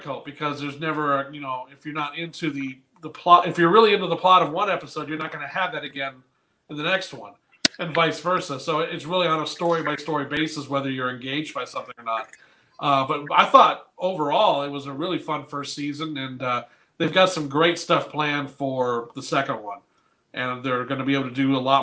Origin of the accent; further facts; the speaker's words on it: North Carolina, United States; moved away as an adult; also born or lived in Fullerton, California / La Mirada, California; now in Michigan, United States; originally I'm from Fullerton or La Mirada, California. But then I was moved to North Carolina when I was 11. And I was there for 15 years